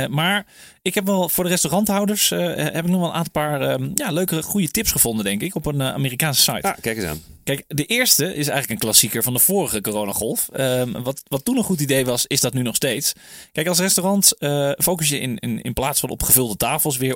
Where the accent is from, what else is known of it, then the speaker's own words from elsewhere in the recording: Netherlands; wij als Nederlanders